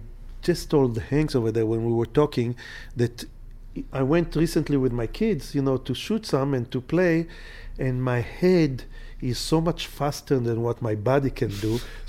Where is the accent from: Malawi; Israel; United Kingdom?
Israel; Jerusalem, Jerusalem District; born there; Yes, sir. I was born in Jerusalem. It's like 10 minutes away from Bethlehem